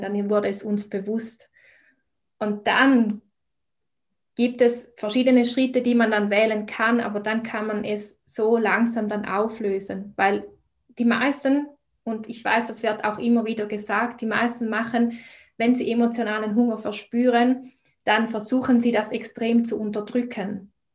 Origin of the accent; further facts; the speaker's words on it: Switzerland; ich komme aus der Schweiz, wie man vielleicht auch an meiner Sprache hört